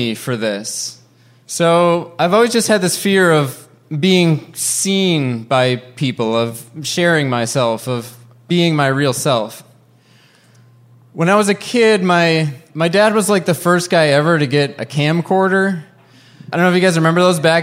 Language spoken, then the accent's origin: English; Wisconsin, United States